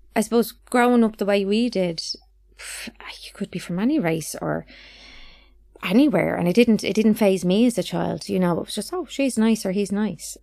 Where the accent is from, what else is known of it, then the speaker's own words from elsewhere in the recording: London, United Kingdom; now in Ireland; all were born in, in London